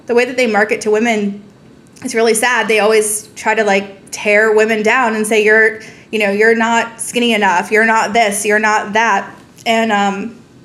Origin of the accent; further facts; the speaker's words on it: Montgomery County, Maryland, United States; I grew up in Montgomery County, Maryland